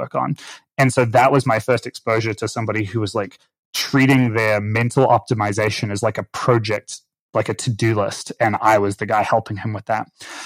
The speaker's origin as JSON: {"language": "English", "region": "Auckland", "country": "New Zealand", "tie": "born or raised there", "moved": "yes", "said": "I grew up in Auckland, New Zealand"}